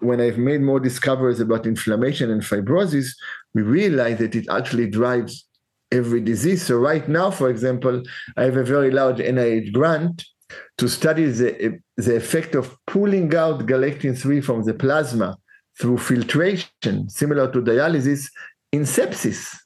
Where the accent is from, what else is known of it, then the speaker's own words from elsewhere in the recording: Israel; now in San Francisco, United States; when I was 12 years old in Israel, so over 50 years ago